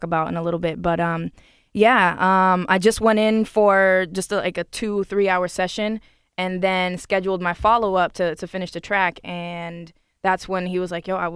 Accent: Lowell, Massachusetts, United States; I'm from Lowell

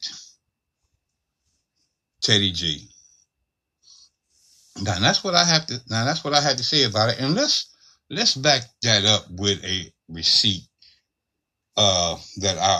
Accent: Cleveland, Ohio, United States; Where I grew up at in Cleveland, Ohio, I lived on the corner of 93rd

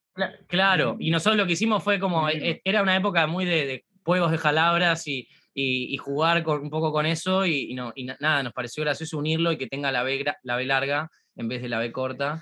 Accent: Argentina; nosotros somos argentinos

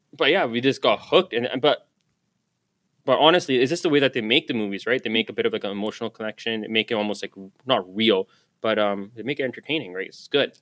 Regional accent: Surrey, British Columbia, Canada; I grew up in Guilford. I got to work in Guilford

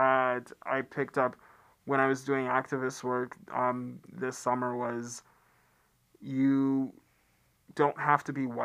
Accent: Atlanta, Georgia, United States; I come from Atlanta

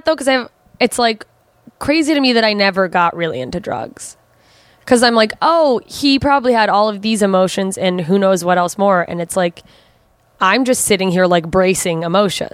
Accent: Anchorage, Alaska, United States; also born or lived in Germany / Southern Mississippi; There's a huge drug problem in my hometown.

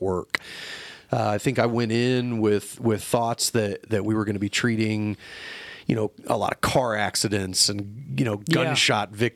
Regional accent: Muncie, Indiana, United States; born and raised right here. Born at Ball Memorial Hospital

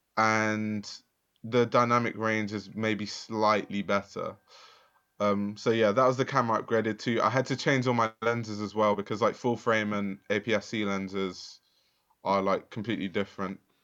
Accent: London, United Kingdom; I grew up in Lewisham

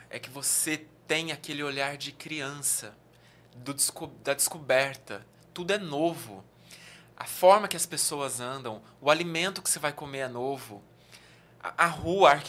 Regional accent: Southeast, Brazil; Eu que, por exemplo, vim do Sudeste, quando eu venho para o Nordeste, eu vejo muitas diferenças culturais, mas ainda assim é o Brasil

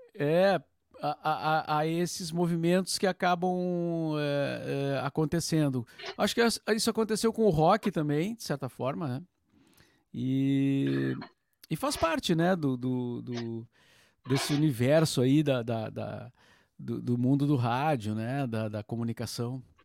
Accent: Cachoeira do Sul, Rio Grande do Sul, Brazil; moved away as an adult; now in Porto Alegre, Brazil; eu nasci em Cachoeira do Sul, uh, cidade a 200 quilômetros da aqui de Porto Alegre, né? Na região central do estado

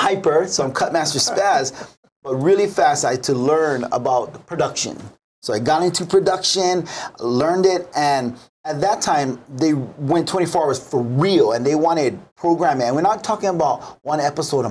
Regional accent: Kaneohe, Hawaii, United States; I'm from Kaneohe, born and raised

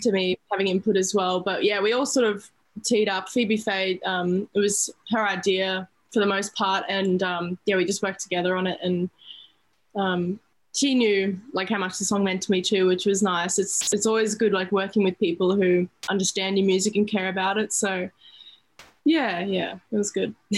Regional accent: Sunshine Coast, Queensland, Australia; near my hometown um, on the Sunshine Coast

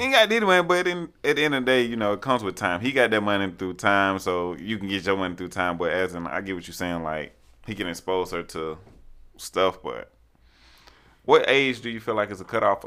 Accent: Montgomery, Alabama, United States; I'm from Montgomery, Alabama

